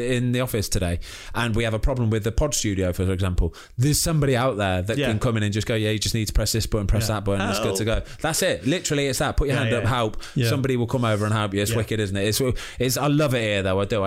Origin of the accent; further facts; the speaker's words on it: Leamington Spa, West Midlands, United Kingdom; my hometown of Leamington Spa